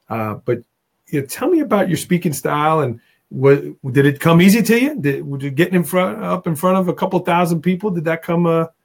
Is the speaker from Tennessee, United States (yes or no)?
no; Staten Island, New York, United States; I grew up in Staten Island, New York, and uh, sometimes the accent will give it away.